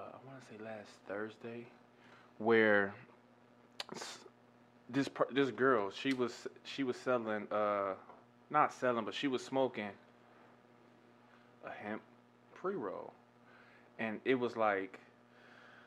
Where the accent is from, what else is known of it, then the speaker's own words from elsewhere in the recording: Cleveland, Ohio, United States; now in San Diego, United States; me being from Cleveland